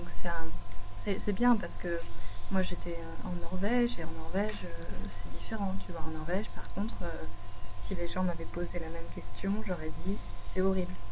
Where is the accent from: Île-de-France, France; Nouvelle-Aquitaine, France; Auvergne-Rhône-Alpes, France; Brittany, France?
Nouvelle-Aquitaine, France; Bordeaux; je viens de Bordeaux, tu vois, c'est le sud-ouest